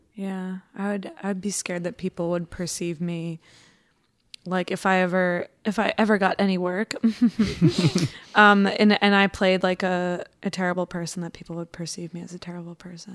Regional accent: Long Island, New York, United States; I'm from Long Island, and when I was little, we lived super close to the Nassau Coliseum

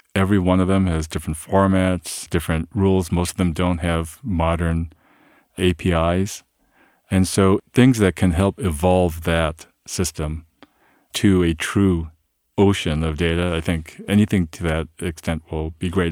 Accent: Ohio, United States; I'm Korean by heritage. I was born in Ohio, but, uh, Korean by heritage, and my parents immigrated from Korea

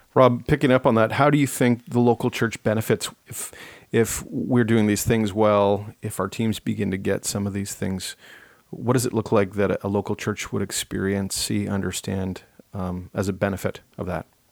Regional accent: Ottawa, Ontario, Canada; growing up in Ottawa

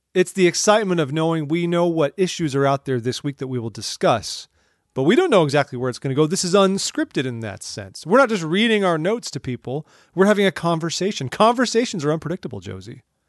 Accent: Orange County, California, United States; moved away as an adult; now in Washington, D.C., United States; I'm from Orange County, California, like, just outside of L

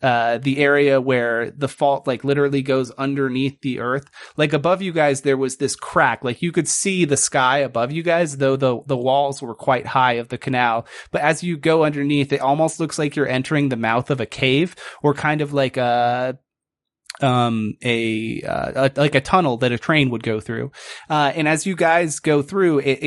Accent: Northeast, United States; I think we're all from the Northeast

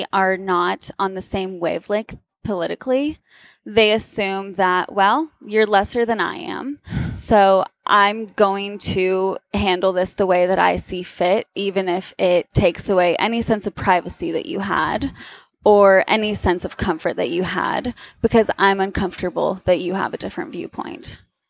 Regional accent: the South, United States; on the notion that I am from the South.

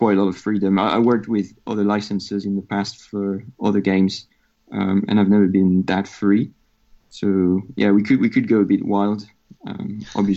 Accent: France; accent: French; English is a second language; moved away; I'm French, as you can hear from my accent

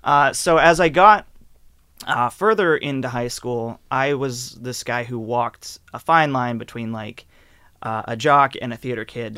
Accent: Eliot, Maine, United States; I grew up in, uh, Elliott, Maine

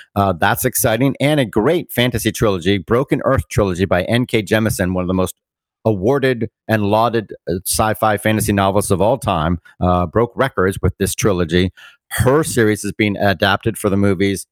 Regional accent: Bermuda; moved away; Bermuda, my hometown

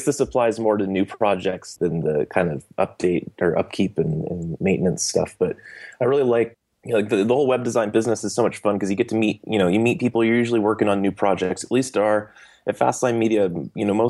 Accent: Bay Area, California, United States; I grew up here. I'm from the Bay Area. We're based out of Campbell, and I was born and raised here

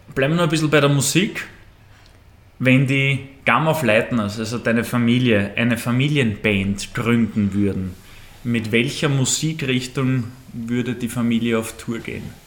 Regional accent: Austria; Wir Österreicher

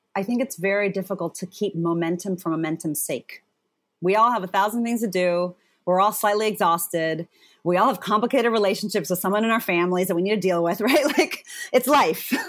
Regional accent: Zimbabwe; I was born in Zimbabwe.

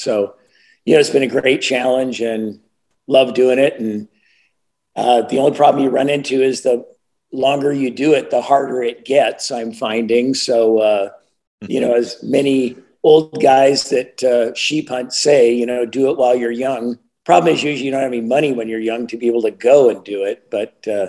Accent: Prince Albert, Saskatchewan, Canada; also born or lived in Yukon / Vancouver; Yep, beautiful Prince Albert, and then lived in the Yukon for a while, and then down in Vancouver.

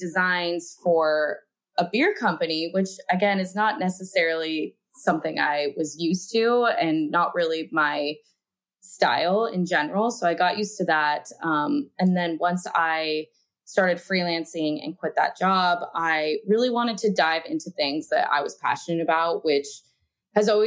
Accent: Reno, Nevada, United States; I am from Reno, Nevada

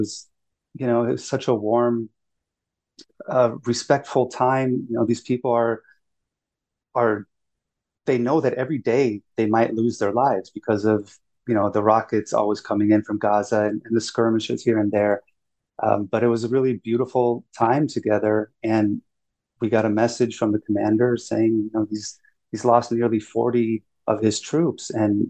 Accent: Germany; born there; I was actually born in Germany. But, you know, I was born to a father who's in the Air Force, so yeah, I'm an American.

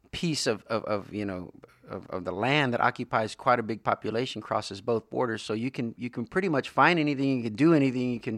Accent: Corpus Christi, Texas, United States; but because I'm from Corpus Christi originally

